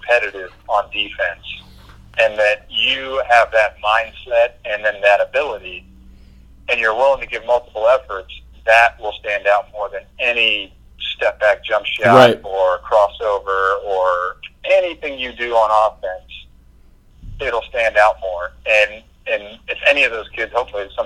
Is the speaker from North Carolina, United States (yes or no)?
yes; Asheville, North Carolina, United States; moved away as an adult; also born or lived in Maryland; I grew up in North Carolina, Asheville, North Carolina